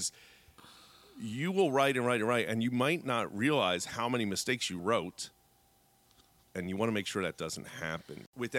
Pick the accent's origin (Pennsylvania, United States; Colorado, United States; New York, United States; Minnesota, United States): Pennsylvania, United States; Philadelphia; I always say wolf wrong mm-hmm. because I'm from Philly.